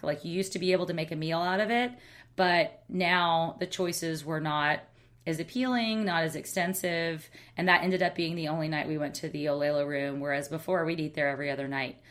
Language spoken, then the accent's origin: English; Alabama, United States; now in San Francisco, United States; I'm a girl from Alabama